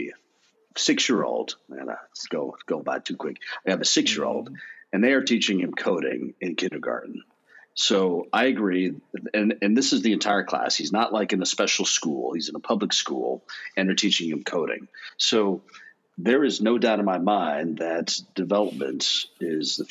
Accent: United States; being an American

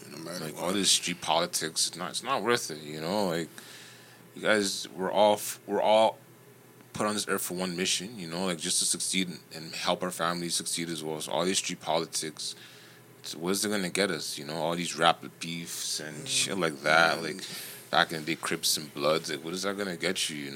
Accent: Toronto, Ontario, Canada; just because I'm from Jane and Finch

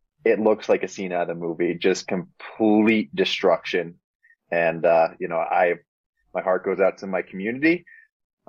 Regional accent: Boulder, Colorado, United States; my hometown in Boulder

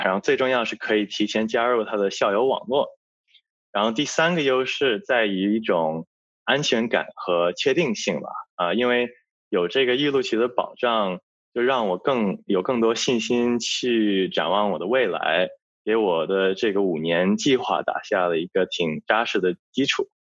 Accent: Australia; 我作为一个在澳洲长大的华侨

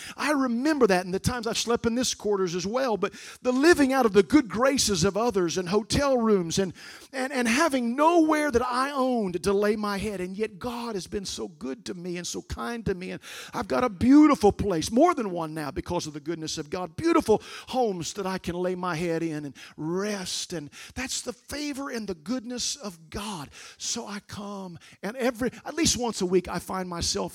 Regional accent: Raccoon Township, near Centralia, Illinois, United States; I grew up outside of Centralia before Salem in a little place called Raccoon Township.

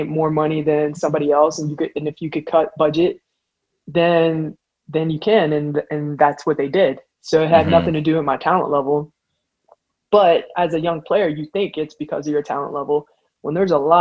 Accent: Pittsburgh, Pennsylvania, United States; also born or lived in Wheeling, West Virginia; I'm from Pittsburgh, as I just mentioned. I ended up leaving Pittsburgh to go to a boarding school in Wheeling, West Virginia

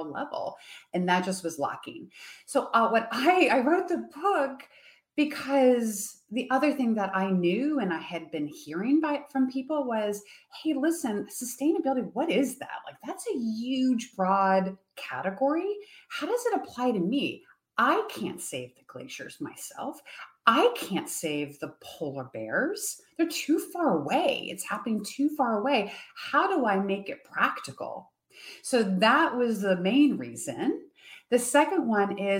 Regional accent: United States; also born or lived in Europe; I'm sitting in my home country

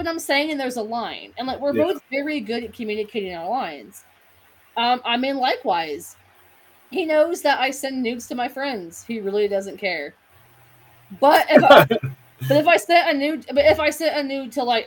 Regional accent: Kentucky, United States; I'm from Kentucky

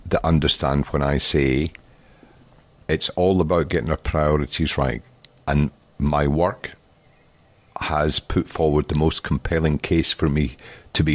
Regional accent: Scotland, United Kingdom; accent: Scottish; I'm Scottish. It's my accent.

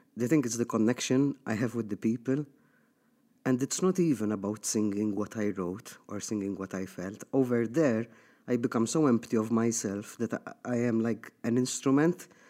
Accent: Malta; moved away as an adult; I got raised here in Malta

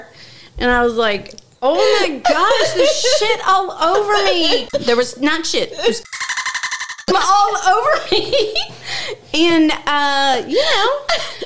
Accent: Louisville, Kentucky, United States; In Louisville, in my hometown

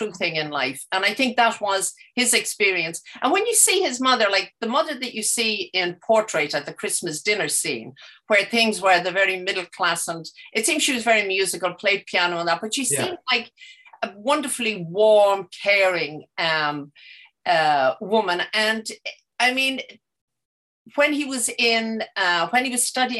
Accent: Dublin, Leinster, Ireland; I was growing up in Dublin in the 50s and 60s.

